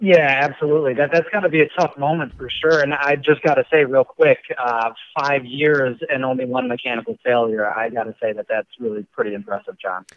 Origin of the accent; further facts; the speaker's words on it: Wisconsin, United States; accent: Wisconsin; now in Lake Zurich, United States; my Wisconsin accent